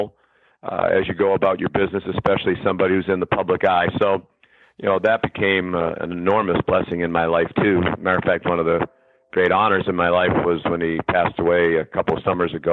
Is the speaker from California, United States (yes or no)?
no; Boston, Massachusetts, United States; as an Irish Catholic kid growing up in South Boston